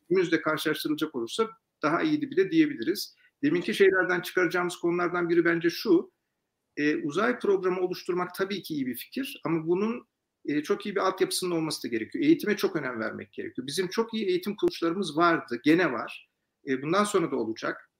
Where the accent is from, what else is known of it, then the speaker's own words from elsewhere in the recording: Turkey; Ben de tabii bir Türk olarak